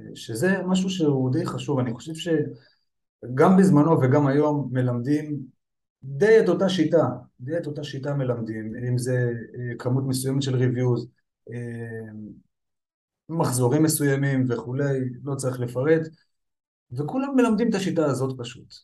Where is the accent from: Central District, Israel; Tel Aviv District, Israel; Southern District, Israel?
Central District, Israel; Petah Tikva; אני בן 36, נולדתי וגדלתי בפתח תקווה.